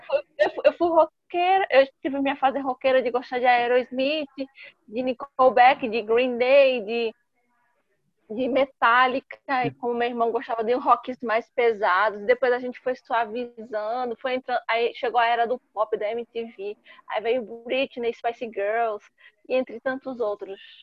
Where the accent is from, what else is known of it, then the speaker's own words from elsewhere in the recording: São Caetano do Sul, São Paulo, Brazil; Sou paulistana, nasci em São Caetano do Sul.